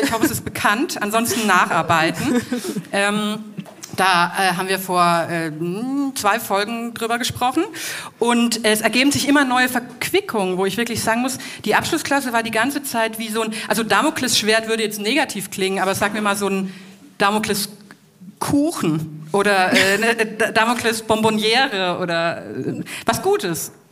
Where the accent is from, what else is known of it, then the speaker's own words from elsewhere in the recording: Franconia, Bavaria, Germany; accent: Franconian; mein Fränkisch